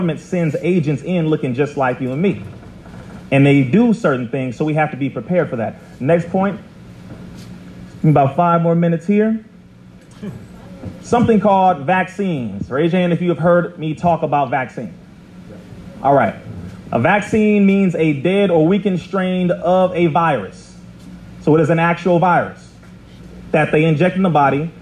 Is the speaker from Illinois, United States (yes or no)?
no; Compton, California, United States; I'm from Compton, California